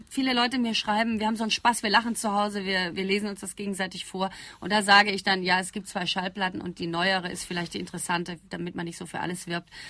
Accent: Essen, North Rhine-Westphalia, Germany; Und was ich rede, ist auch nicht der Ruhrgebietsdialekt, sondern ich komme aus Essen-Rüttenscheid.

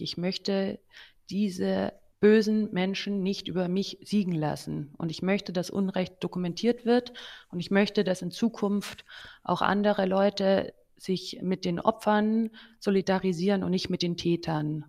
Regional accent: Germany; als Deutsche

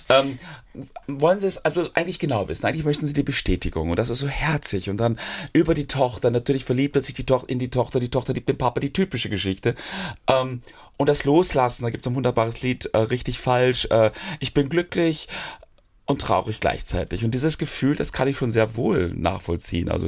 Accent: Hamm, North Rhine-Westphalia, Germany; Ich komme ja aus Hamm in Westfalen.

